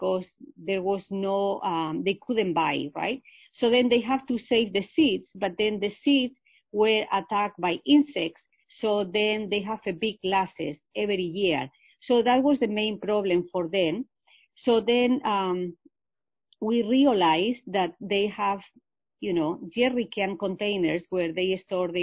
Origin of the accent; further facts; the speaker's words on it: Spain; English is a second language; moved away as an adult; also born or lived in Illinois, United States / Michigan, United States; now in United States; I am originally from Spain. I come from a rural area, a small village in Spain, but I have been here in the U.S. for many years. I came here to learn English, and I learned English when I was 28 years old.